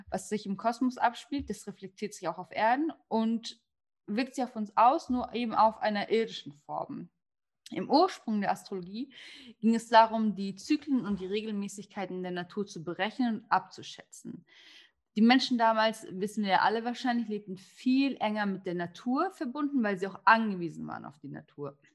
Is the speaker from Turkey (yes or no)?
yes; Turkey; ähm, ich bin damit aufgewachsen. Ähm, ich bin Türkin und in unserer Kultur, sage ich jetzt mal ganz salopp, ist es gar nicht so was Außergewöhnliches, sich mit Sternzeichen, Kaffeesalz etc. zu beschäftigen.